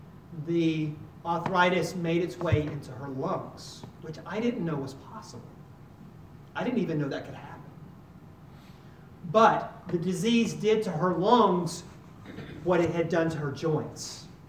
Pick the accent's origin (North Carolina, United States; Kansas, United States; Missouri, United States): North Carolina, United States; I came from North Carolina.